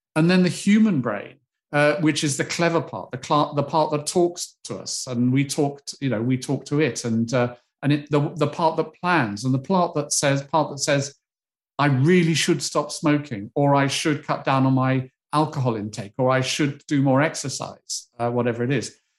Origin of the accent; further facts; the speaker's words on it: United Kingdom; as a Brit